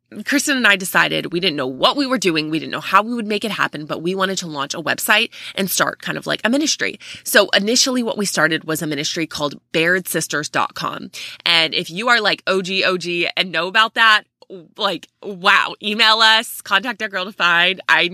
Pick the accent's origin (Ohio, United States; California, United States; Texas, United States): Texas, United States; So almost everyone in the family is above 6 feet tall, and we're from Texas. So everything really is bigger in Texas, if you were wondering.